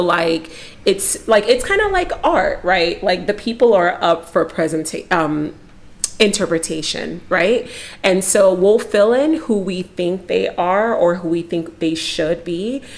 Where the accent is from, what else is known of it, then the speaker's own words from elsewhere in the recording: Nigeria; I'm Nigerian.